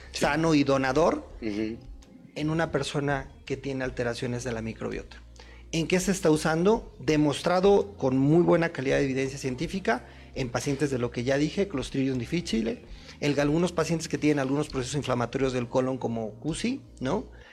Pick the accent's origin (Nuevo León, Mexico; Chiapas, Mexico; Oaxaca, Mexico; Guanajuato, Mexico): Guanajuato, Mexico; yo, soy de Guanajuato, yo soy de provincia